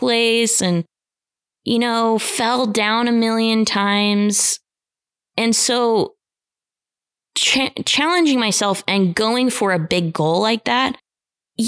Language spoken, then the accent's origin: English; Idaho, United States; growing up in Idaho